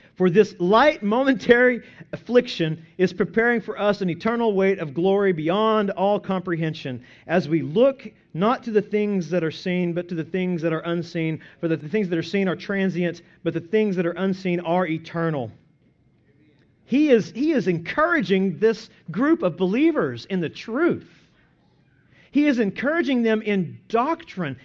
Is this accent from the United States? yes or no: yes; Byers, Oklahoma, United States; my hometown of Byers, Oklahoma, population two hundred